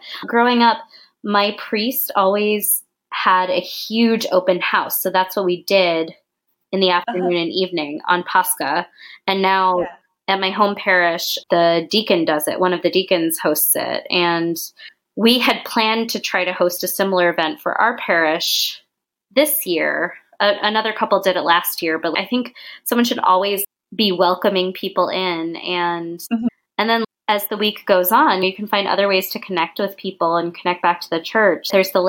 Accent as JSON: {"language": "English", "country": "United States", "said": "I say this in quotations, of course, because we're both American"}